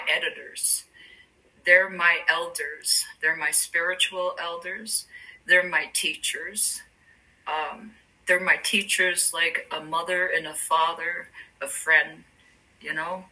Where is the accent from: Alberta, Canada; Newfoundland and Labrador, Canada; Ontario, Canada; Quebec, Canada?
Quebec, Canada; Gesgapegiag; moved away as an adult; also born or lived in United States; I grew up in Gesgapegiag